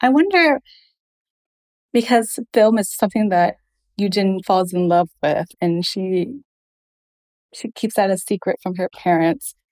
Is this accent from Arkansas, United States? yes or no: yes; Fayetteville, Arkansas, United States; I grew up in Arkansas